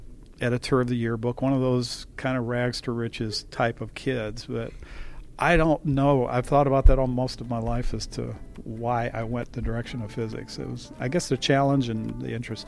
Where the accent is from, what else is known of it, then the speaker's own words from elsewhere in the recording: Lansing, Michigan, United States; I was born in Lansing, Michigan, and I was a Michigan State University graduate